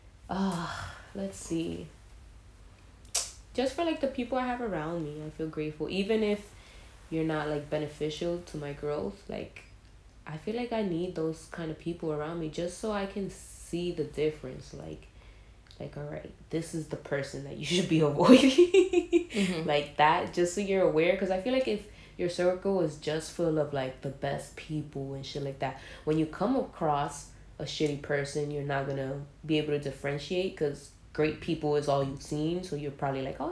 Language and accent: English; New York City, New York, United States; I was born in the Bronx, where you already know you're... then I was raised also in the Bronx.